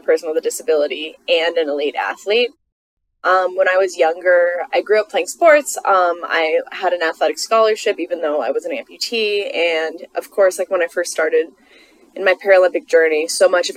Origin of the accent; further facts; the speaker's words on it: United States; I'm an American person